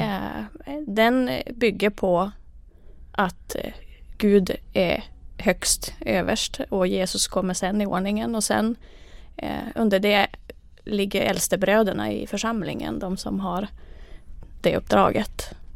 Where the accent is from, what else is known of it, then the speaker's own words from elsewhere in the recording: Kalajoki, North Ostrobothnia, Finland; first language Finnish; Swedish is a second language; moved away as an adult; now in Umeå, Sweden; Jag är ursprungligen från eh, Kalajoki i Finland, där jag mm. föddes.